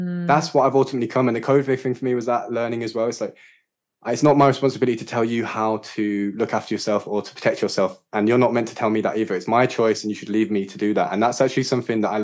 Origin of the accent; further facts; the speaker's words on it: Yorkshire and the Humber, United Kingdom; moved away as an adult; also born or lived in London / Sri Lanka / Wales / Glastonbury; I grew up in Yorkshire with my mum and dad and my sisters and local community, good friends